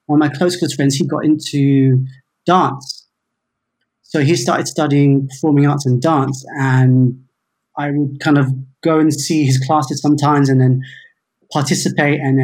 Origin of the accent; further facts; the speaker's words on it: London, United Kingdom; I was born in England, London. Yeah, in Chelsea.